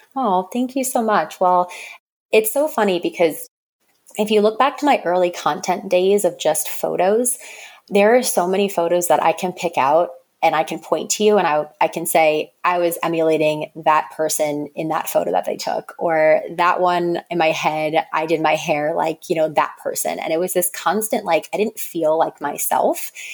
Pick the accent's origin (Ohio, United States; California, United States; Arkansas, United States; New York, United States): New York, United States; Long Island; also born or lived in North Carolina; now in New York City, United States; I grew up on Long Island in New York, which is suburbs